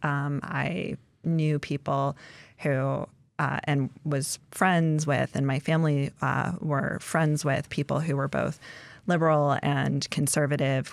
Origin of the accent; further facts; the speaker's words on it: Indianapolis, Indiana, United States; now in Alaska, United States; I grew up in Indianapolis